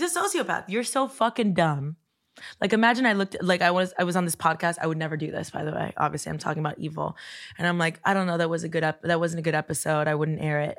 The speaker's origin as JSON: {"language": "English", "town": "Coral Gables", "region": "Florida", "country": "United States", "tie": "born or raised there", "said": "I grew up in Coral Gables"}